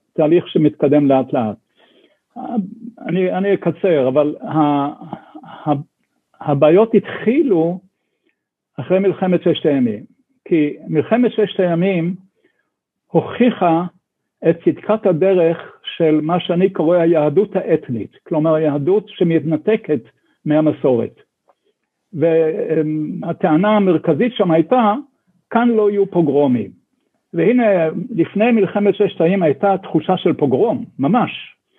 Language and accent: Hebrew; Sde Eliyahu, Northern District, Israel; now in Jerusalem, Israel; אני גדלתי בשדה אליהו